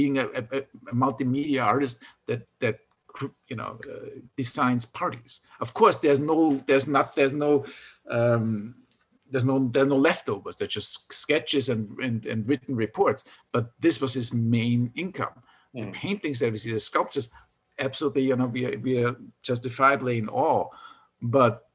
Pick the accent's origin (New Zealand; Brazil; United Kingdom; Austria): Austria; moved away; since I grew up in Austria